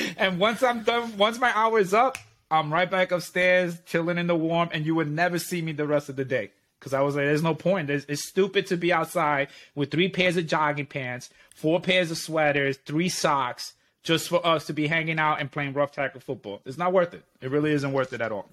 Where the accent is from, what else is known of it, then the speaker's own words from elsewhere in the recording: New York, United States; we are considered rude people.